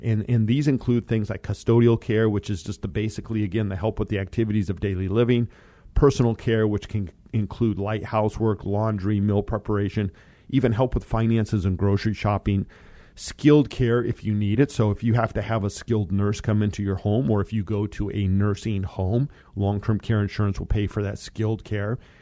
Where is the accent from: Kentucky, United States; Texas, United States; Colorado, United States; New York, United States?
Colorado, United States; moved away; Colorado. As you guys know, that is my home state